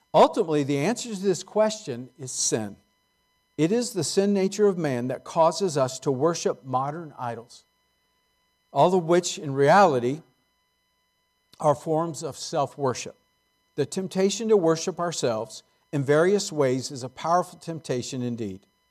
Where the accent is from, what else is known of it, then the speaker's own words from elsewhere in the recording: San Jose, California, United States; I grew up in San Jose before it was Silicon Valley.